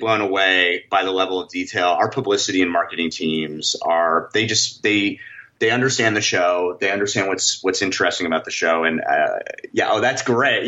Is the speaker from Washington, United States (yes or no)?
no; New York City, New York, United States; I grew up in New York City